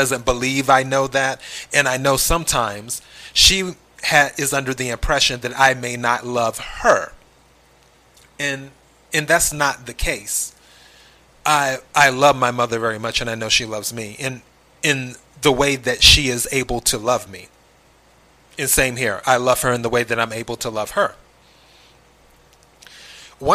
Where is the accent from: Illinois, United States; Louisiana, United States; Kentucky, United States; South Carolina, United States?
South Carolina, United States; moved away; I'm originally from the South, South Carolina, to be exact.